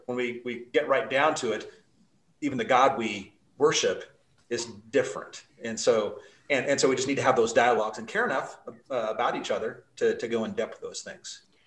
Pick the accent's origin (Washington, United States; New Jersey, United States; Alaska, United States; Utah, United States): Utah, United States; Salt Lake City; now in Idaho, United States; I grew up in Salt Lake City